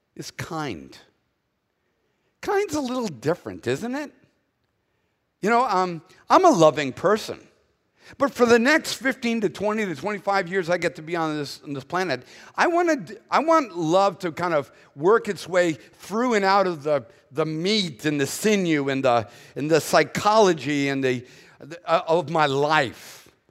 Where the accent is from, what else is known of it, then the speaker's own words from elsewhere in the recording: Boston, Massachusetts, United States; accent: Northern; moved away as an adult; now in Southern United States, United States; I was born in Boston first